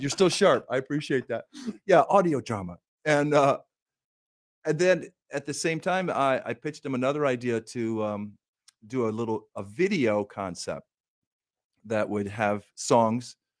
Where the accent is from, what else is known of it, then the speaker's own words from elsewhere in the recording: Minden, Michigan, United States; moved away; my hometown area in Minden, Michigan, and, and Southwest Corner, Michigan, Kalamazoo area